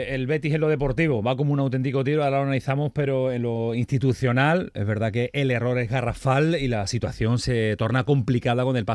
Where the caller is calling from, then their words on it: Huelva, Andalusia, Spain; de Huelva, muchísimas gracias